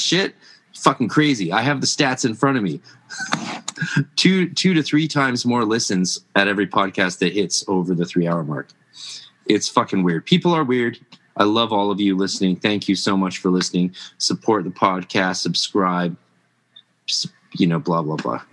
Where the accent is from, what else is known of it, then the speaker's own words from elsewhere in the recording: Canada; I'm Canadian